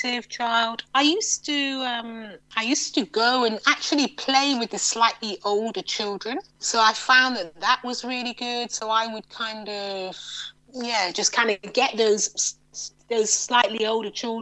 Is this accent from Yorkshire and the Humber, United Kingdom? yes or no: yes; York, Yorkshire and the Humber, United Kingdom; I grew up in York, not New York, but the original York